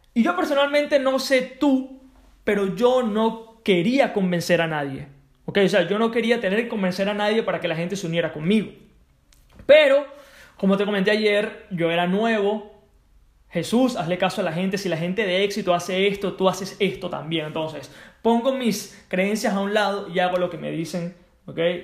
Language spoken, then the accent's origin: Spanish; Venezuela; Yo soy de Venezuela.